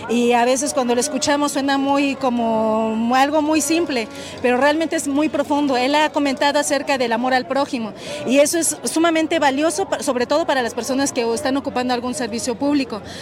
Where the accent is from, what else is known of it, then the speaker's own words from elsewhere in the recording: Camerino Z. Mendoza, Veracruz, Mexico; yo soy de Veracruz, de Camerino Z Mendoza